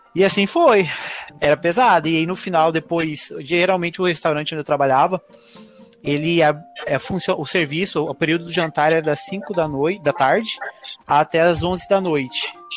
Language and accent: Portuguese; Cuiabá, Mato Grosso, Brazil; moved away as an adult; now in Ireland; sou do Mato Grosso, Cuiabá. Eu vim para a Irlanda há uns três anos atrás